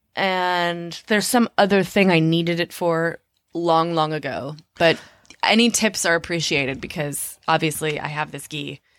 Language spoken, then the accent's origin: English; Minneapolis, Minnesota, United States; I grew up in Minneapolis. We were on public assistance a lot of the time